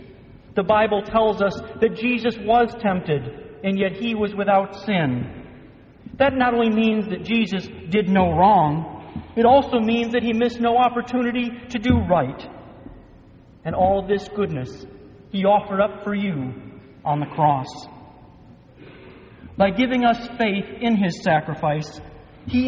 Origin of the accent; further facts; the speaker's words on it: Michigan, United States; Growing up in Michigan, nothing important ever seemed to come to our little suburban town